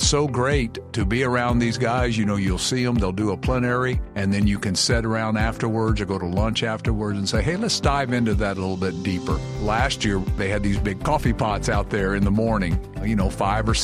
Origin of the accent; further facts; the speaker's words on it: South Carolina, United States; I'm from South Carolina, and we say y'all